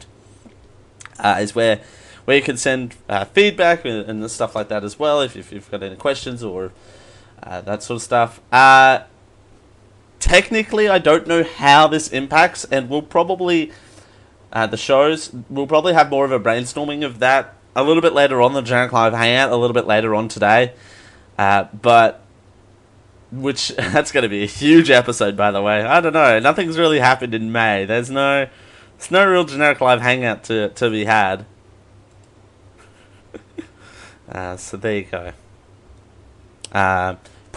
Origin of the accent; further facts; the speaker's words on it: Australia; being Australian